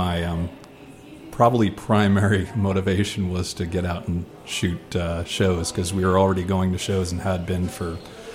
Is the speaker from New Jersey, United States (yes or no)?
yes; New Jersey, United States; moved away as an adult; now in Washington, D.C., United States; I was born in New Jersey and spent the first 20 or so years there